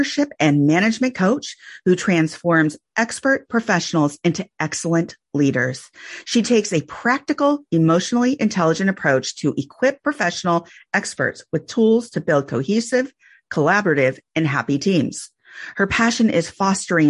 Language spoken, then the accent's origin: English; Santa Cruz, California, United States; I grew up in Santa Cruz